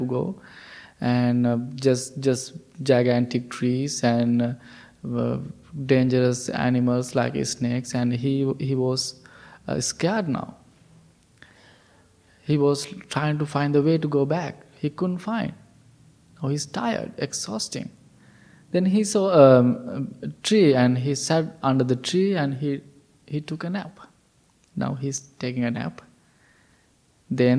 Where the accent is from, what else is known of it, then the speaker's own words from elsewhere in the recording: Sri Lanka; moved away; we all the monks, we are from Sri Lanka